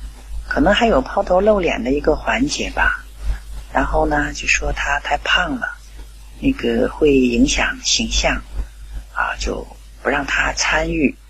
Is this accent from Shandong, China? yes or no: yes; Qingdao, Shandong, China; 大家好，我是来自青岛的